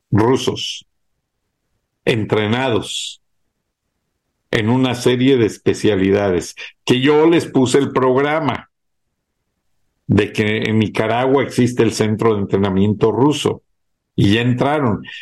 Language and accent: Spanish; Mexico; now in United States; soy mexicano y americano, las dos nacionalidades.